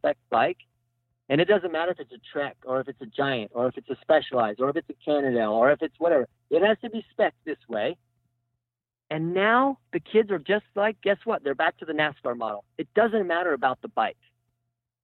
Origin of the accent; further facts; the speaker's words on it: United States; moved away; the town that I grew up in Redoso